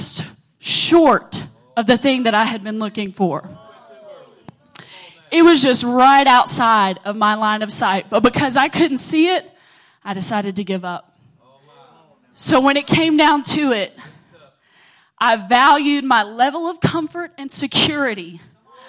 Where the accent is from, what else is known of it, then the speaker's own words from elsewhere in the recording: Oglethorpe, Georgia, United States; I come from Oglethorpe.